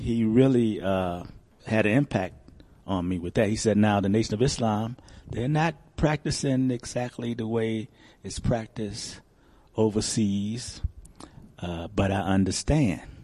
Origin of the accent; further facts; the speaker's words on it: Chicago, Illinois, United States; now in Denver, United States; having been born and raised in Chicago